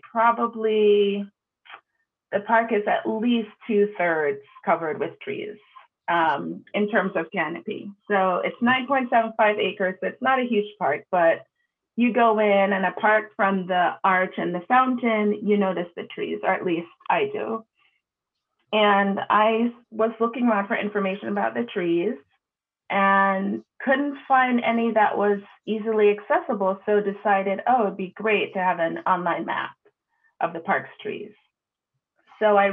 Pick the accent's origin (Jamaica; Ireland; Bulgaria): Jamaica; also born or lived in New York City, United States; now in United States; So I was born in Jamaica. The island. So I should say I was born on Jamaica.